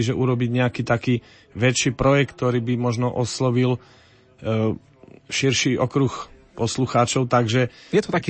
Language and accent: Slovak; Brodno, Žilina Region, Slovakia; Som z Brodna, dlhé roky bojujeme za reguláciu potoka Brodňanka, už takmer 25 rokov čakáme na to, kedy sa bude potok regulovať